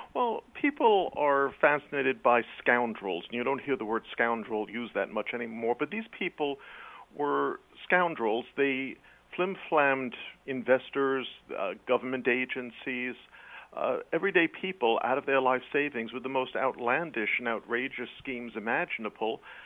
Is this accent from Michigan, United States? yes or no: no; New York City, New York, United States; accent: quasi-British; now in Connecticut, United States; I'm a British heritage, but I was born in New York City